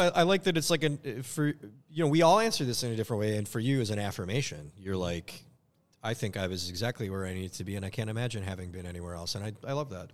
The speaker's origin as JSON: {"language": "English", "town": "Minneapolis", "region": "Minnesota", "country": "United States", "tie": "born or raised there", "said": "my upbringing. Love Northeast Minneapolis"}